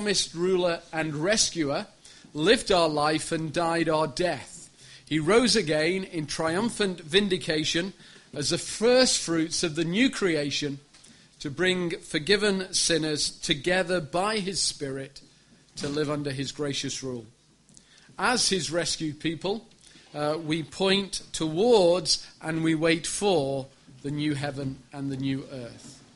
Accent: Sheffield, Yorkshire and the Humber, United Kingdom; I'm from Sheffield, which is a beautiful city in the north of the country

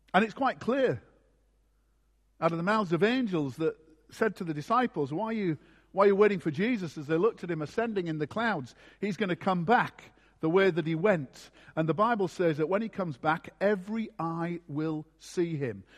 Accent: Scarborough, Yorkshire and the Humber, United Kingdom; my hometown of Scarborough in Yorkshire

